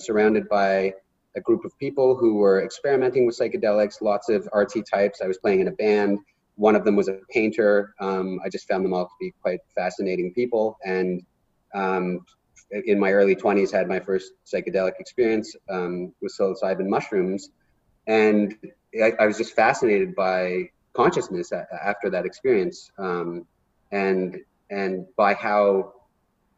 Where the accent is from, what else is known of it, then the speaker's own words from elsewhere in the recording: Pickering, Ontario, Canada; moved away; I'm from Pickering, Ontario, which is about a 30-minute drive east of Toronto.